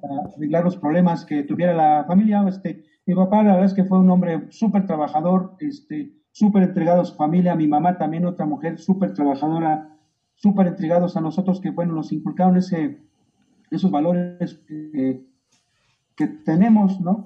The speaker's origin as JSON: {"language": "Spanish", "country": "Mexico", "said": "yo como mexicano"}